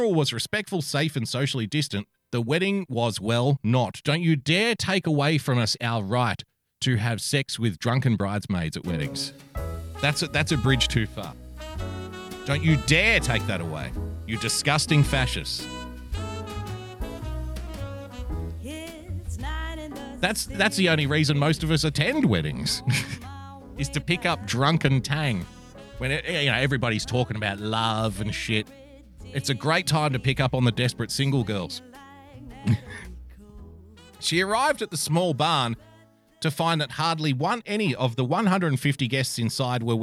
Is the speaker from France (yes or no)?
no; Australia; I'm obviously an Australian.